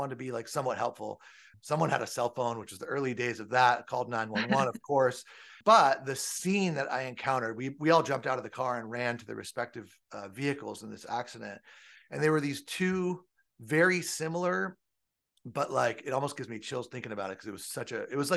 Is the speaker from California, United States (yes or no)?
yes; Southern California, United States; I grew up in Southern California.